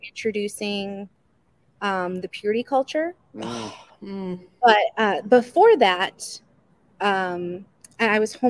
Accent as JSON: {"language": "English", "town": "Chicago", "region": "Illinois", "country": "United States", "tie": "born or raised there", "also_born_or_lived": "Jackson, Mississippi", "moved": "yes", "said": "I grew up in Chicago"}